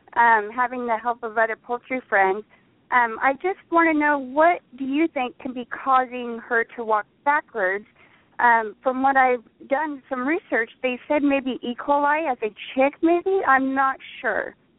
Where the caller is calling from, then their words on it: Madera, California, United States; I'm calling from Madera, California.